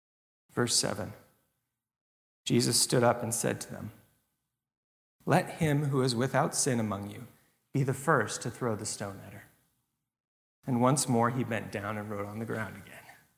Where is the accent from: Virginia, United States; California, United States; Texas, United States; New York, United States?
California, United States; One of the churches that I grew up in Northern California, had a head pastor who had been there for a number of years